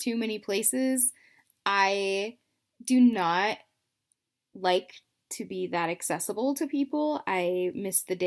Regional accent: United States; also born or lived in Idaho; I'm American

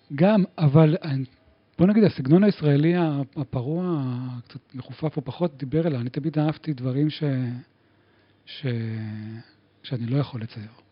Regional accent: Givatayim, Tel Aviv District, Israel; now in Tel Aviv, Israel; גדלתי בגבעתיים

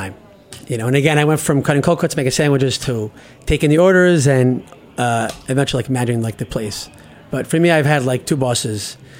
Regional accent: New York City, New York, United States; growing up in Bensonhurst

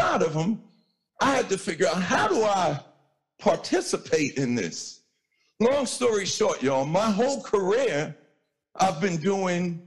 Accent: New York City, New York, United States; I'm light skinned from Hollis, Queens

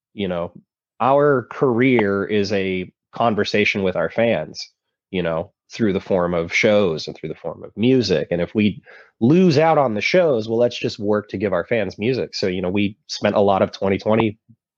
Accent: Vacaville, California, United States; I grew up in Vacaville, California

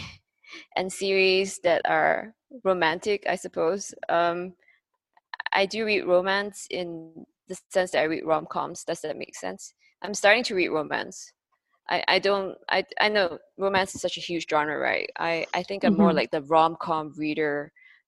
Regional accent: Malaysia; moved away as an adult; also born or lived in Singapore; a Malaysian Chinese who was based in Singapore

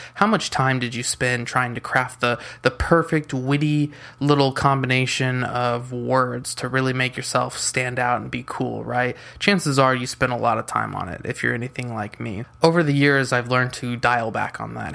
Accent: San Diego, California, United States; I'm from San Diego, California

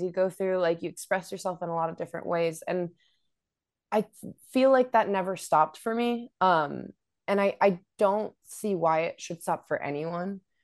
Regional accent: Sacramento, California, United States; I grew up in Sacramento and there our venue was the Ace of Spades

